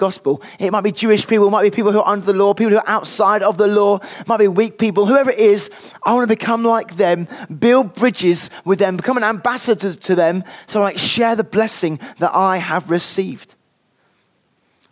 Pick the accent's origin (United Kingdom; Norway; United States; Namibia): United Kingdom; I'm British through and through